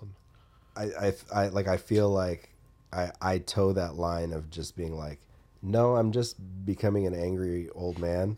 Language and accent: English; Atlanta, Georgia, United States; growing up in Atlanta